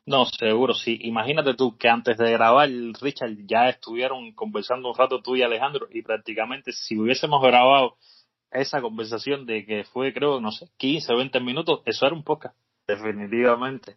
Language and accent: Spanish; Cuba; tú y yo somos cubanos